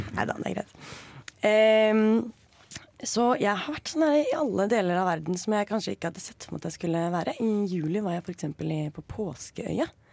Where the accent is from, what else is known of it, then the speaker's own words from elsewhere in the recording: Norway; jeg er forresten, norsk